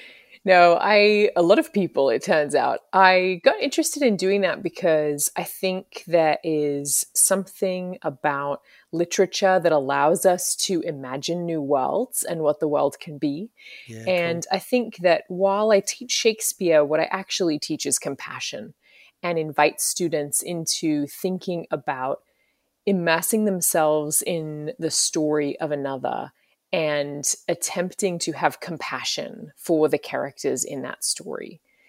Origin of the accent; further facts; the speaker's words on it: Brisbane, Queensland, Australia; also born or lived in London; now in United States; And I'm from Brisbane, Australia, originally, and I've also lived over here in the States for quite a few years now. I've lived in London as well.